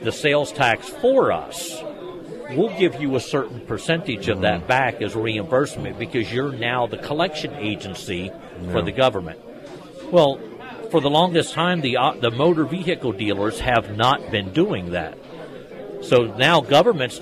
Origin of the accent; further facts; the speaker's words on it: Pennsylvania, United States; moved away; also born or lived in California / Missouri; growing up in Pennsylvania